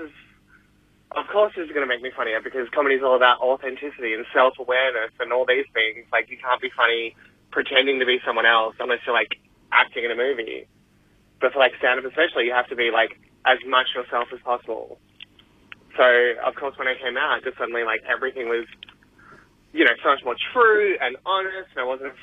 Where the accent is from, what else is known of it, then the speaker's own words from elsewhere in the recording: Perth, Western Australia, Australia; moved away; I come from Perth originally